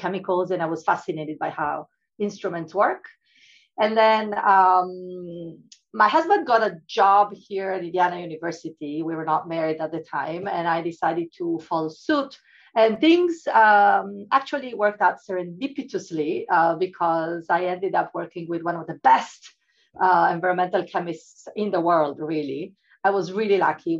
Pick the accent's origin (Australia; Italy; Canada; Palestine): Italy; moved away as an adult; I come from Italy